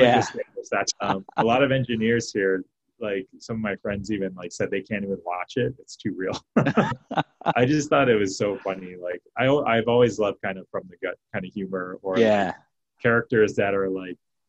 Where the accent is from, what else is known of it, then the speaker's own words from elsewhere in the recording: New York, United States; moved away; also born or lived in San Francisco Bay Area; I grew up in New York, and like I had friends in Jersey